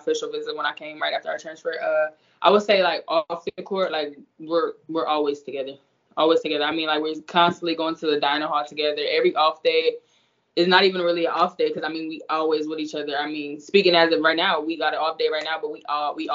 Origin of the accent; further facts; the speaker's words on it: Indiana, United States; moved away as an adult; now in Florida, United States; that's where I'm from. I mean, 765, that's where I'm from.